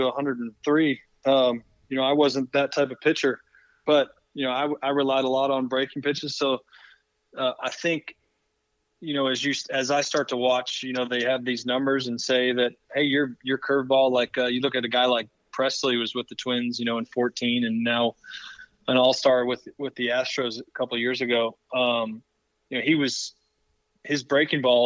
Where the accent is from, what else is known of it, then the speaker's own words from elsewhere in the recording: Cleveland, Ohio, United States; moved away; growing up in Cleveland